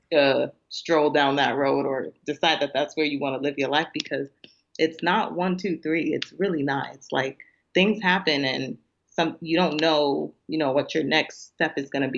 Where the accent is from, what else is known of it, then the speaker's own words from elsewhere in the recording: Nigeria; being Nigerian